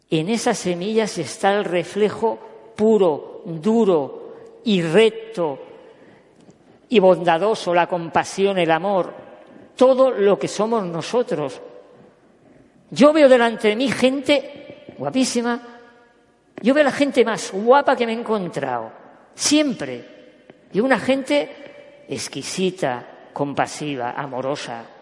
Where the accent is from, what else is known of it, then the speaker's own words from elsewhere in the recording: Catalonia, Spain; also born or lived in Córdoba; yo soy catalán nacido en Córdoba